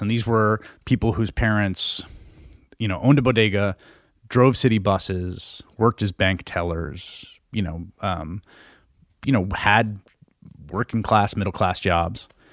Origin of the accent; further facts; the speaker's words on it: New York City, New York, United States; I grew up in the Bronx in the nineteen eighties